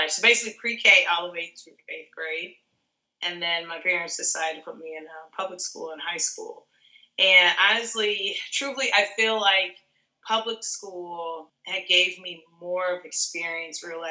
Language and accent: English; Chicago suburbs, Illinois, United States; now in Chicago, United States; I am from Chicago. I was born in Chicago, and then we moved when I was about 6 to the suburbs